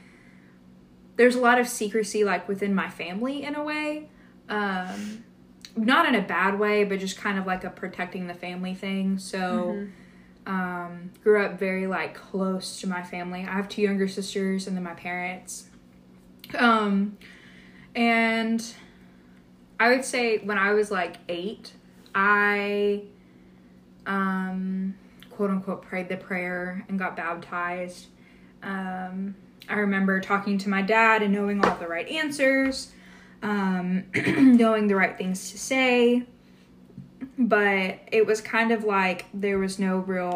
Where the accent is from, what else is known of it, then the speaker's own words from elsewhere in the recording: a suburb of Dallas, Texas, United States; I grew up in Texas, went to church, in a suburb of Dallas, which is where I grew up, like, most of my life I grew up there